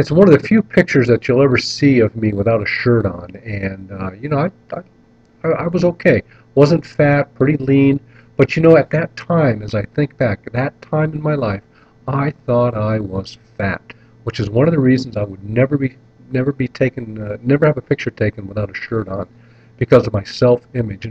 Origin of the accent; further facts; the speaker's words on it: North Kingsville, Ohio, United States; when I was a kid growing up in North Kingsville, Ohio